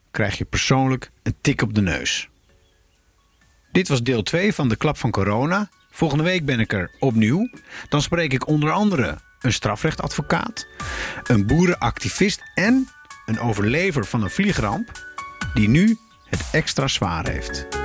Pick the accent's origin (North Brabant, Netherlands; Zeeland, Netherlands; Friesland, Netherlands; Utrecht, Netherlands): North Brabant, Netherlands; moved away; Ik ben een Brabander, mijn vader ook.